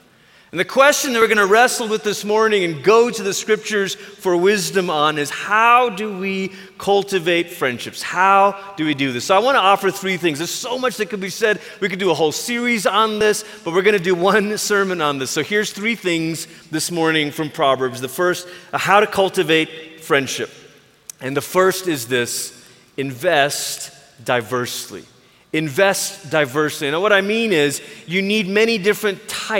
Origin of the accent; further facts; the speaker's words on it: Malaysia; now in United States; I grew up in Malaysia